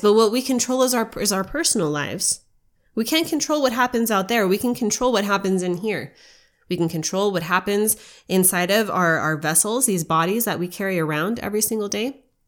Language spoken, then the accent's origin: English; United States; as an American